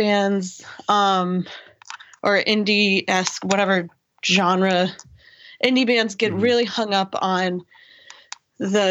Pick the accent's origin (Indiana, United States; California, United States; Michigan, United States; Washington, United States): Indiana, United States; Greenwood; I grew up in Greenwood, motherfucking Indiana